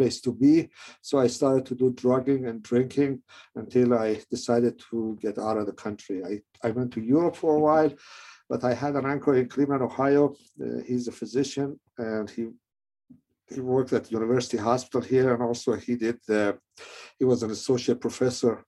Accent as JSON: {"language": "English", "country": "Iran", "tie": "born or raised there", "moved": "yes", "said": "I was born in Iran"}